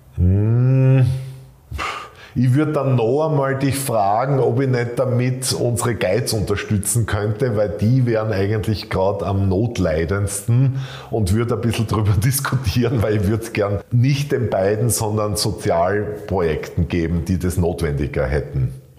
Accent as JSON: {"language": "German", "town": "Graz", "region": "Styria", "country": "Austria", "tie": "born or raised there", "said": "in Graz äh, spazieren zu gehen in meiner Heimatstadt"}